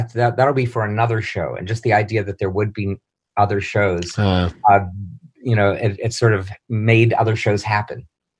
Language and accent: English; Pittsburgh, Pennsylvania, United States; moved away as an adult; also born or lived in Ohio; now in New York City, United States; I was in Pittsburgh, which is my hometown.